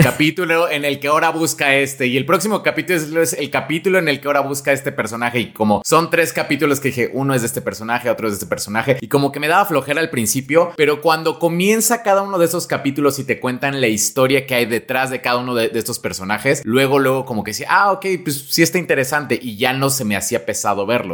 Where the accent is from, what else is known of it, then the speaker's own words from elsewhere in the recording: Mexico; lo que somos los mexicanos